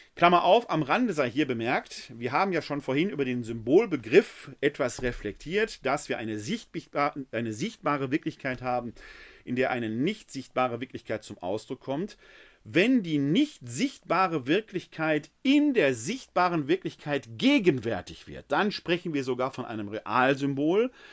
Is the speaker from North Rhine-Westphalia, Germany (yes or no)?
yes; Essen, North Rhine-Westphalia, Germany; Ich komme gebürtig aus Essen